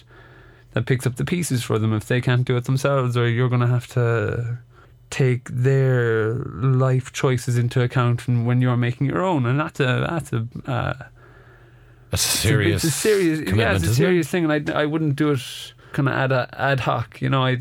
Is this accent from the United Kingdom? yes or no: no; Ireland; we're Irish